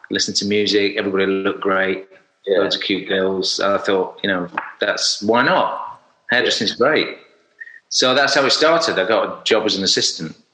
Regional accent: Sheffield, Yorkshire and the Humber, United Kingdom; I'm from Sheffield, so if you, if oh. anybody doesn't know Sheffield, South Yorkshire, um, and I grew up in a sort of you know semi-rural um, setting, not too far from Sheffield town centre

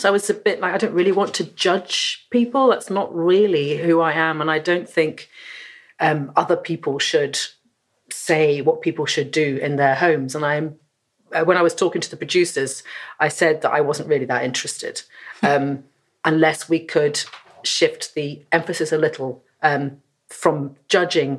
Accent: London, United Kingdom; moved away as an adult; also born or lived in Glasgow; I'm from London originally

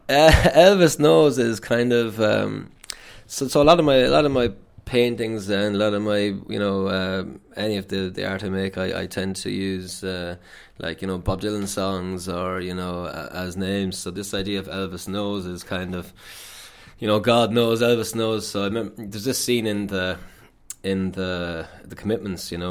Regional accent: Athlone, Leinster, Ireland; moved away as an adult; also born or lived in Limerick; I'm from Athlone, uh, so I left home, went down to Limerick

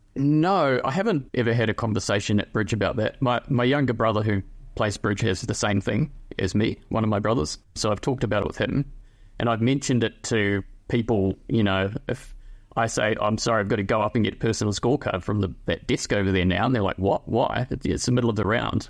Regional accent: New Zealand; moved away as an adult; also born or lived in Melbourne, Australia; now in Sydney, Australia; I'm from New Zealand originally, and I moved here to Australia in twenty eighteen

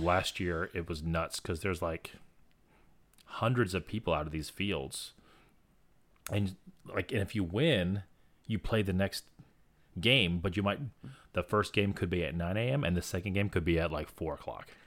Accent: Florida, United States; I'm from Florida

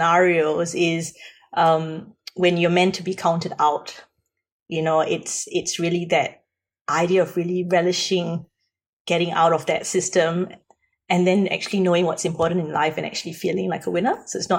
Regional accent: Singapore; moved away as an adult; now in Australia; I come from Singapore, and I came to Australia when I was 20.

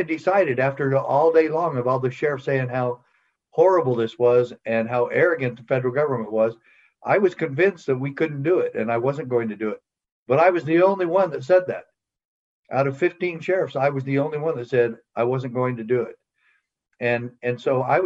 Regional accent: Safford, Arizona, United States; moved away as an adult; also born or lived in Utah; I hadn't lived in Safford, Arizona, Graham County, for 12 years

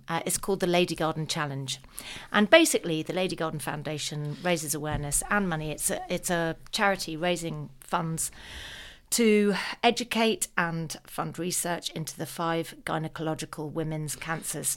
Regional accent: United Kingdom; as a Brit

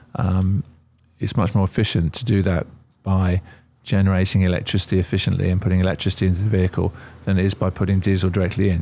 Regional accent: Australia; also born or lived in England; now in United Kingdom; I'm originally Australian.

